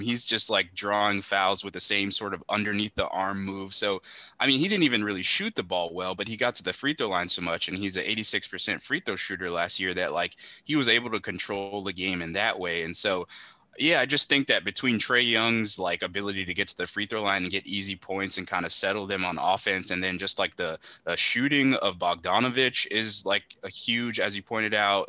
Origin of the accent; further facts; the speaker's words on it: Miami, Florida, United States; I'm from Miami